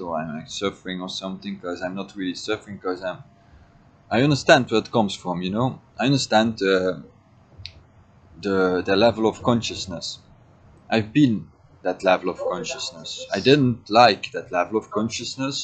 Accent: Belgium; I was born in Belgium

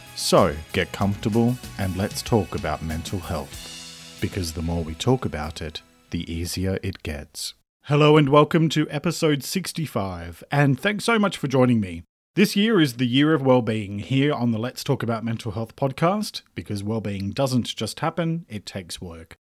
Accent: Australia; I'm an Australian writer and speaker

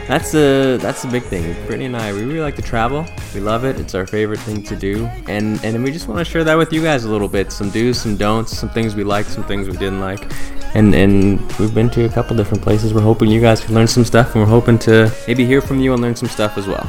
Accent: Alberta, Canada; we're from Canada, um, in Alberta actually, in Canada, the western part of Canada

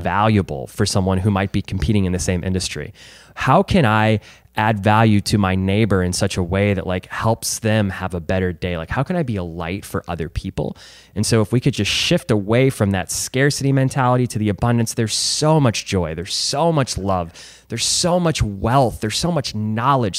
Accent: Chesterfield, Missouri, United States; born and raised in Chesterfield

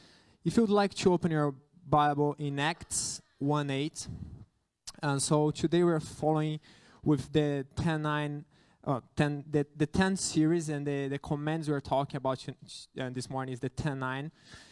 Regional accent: Brazil; English is a second language; I know that I'm a missionary. I came from Brazil to here, but it is something that goes beyond missions.

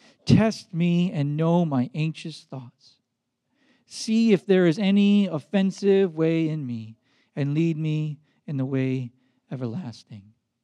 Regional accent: Baden-Württemberg, Germany; English is a second language; growing up in Black Forest, Germany, in a dorm with 40 boys.

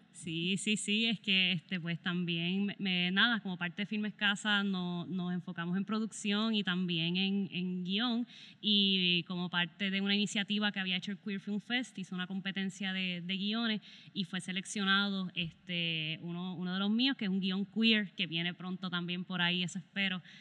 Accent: southwest Puerto Rico, Puerto Rico; crecimos haciendo cine en Mayagüez juntos

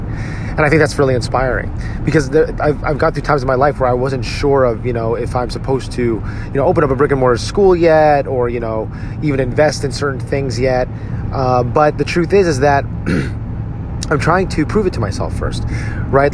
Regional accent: Edison, New Jersey, United States; my hometown of Edison, New Jersey.

